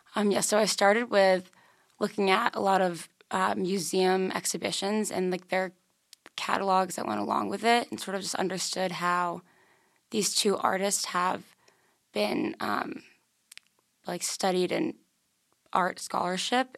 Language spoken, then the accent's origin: English; Darien, Connecticut, United States; I'm from Darien, Connecticut